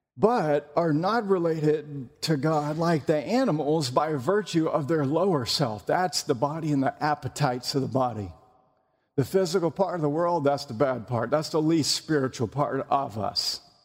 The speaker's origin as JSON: {"language": "English", "region": "North Carolina", "country": "United States", "said": "I'm from North Carolina."}